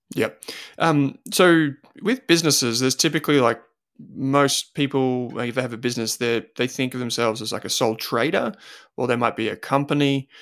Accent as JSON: {"language": "English", "country": "Australia", "tie": "born or raised there", "said": "growing up in Australia"}